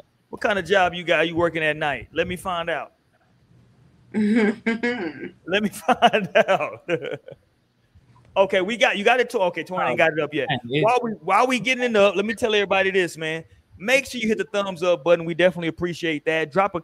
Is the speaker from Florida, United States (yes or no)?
no; Houston, Texas, United States; I'm old school Southwest H-Town